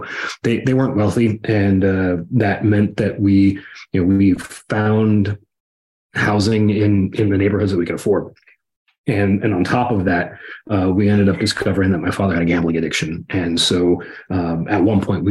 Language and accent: English; Los Angeles, California, United States; moved away as an adult; also born or lived in Pasadena / El Monte / Minneapolis; now in Tennessee, United States; I grew up in Southern California, Los Angeles area